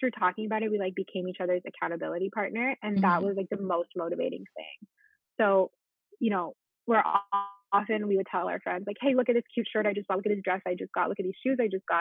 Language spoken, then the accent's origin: English; Ottawa, Ontario, Canada; moved away as an adult; now in Montreal, Canada; So I actually grew up in Ottawa